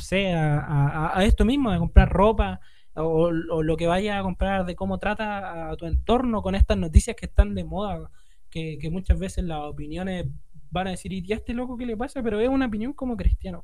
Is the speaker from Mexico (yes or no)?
no; Norte Grande, Chile; yo no soy 100% chileno, soy mitad chino, mitad